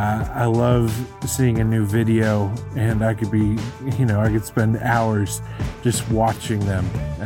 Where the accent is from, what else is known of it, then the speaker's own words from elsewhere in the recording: Katy, Texas, United States; I'm from Katy, Texas.